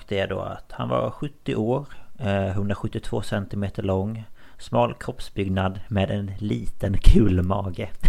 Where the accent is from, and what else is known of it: Markaryd, Kronoberg County, Sweden; born or raised there